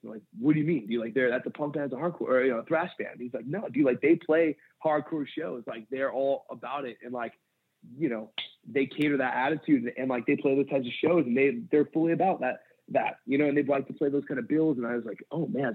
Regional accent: San Pedro, California, United States; also born or lived in Santa Cruz, California; I grew up in San Pedro, California, and uh, I I left there. I just turned 18

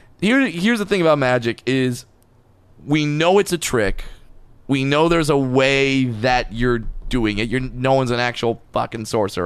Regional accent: Orange County, California, United States; John Wayne Airport, which is my hometown airport, shout out, Orange County

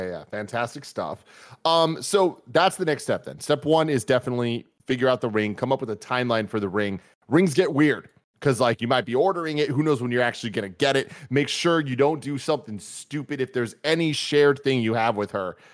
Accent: San Francisco, California, United States; both of us being born and raised in San Francisco

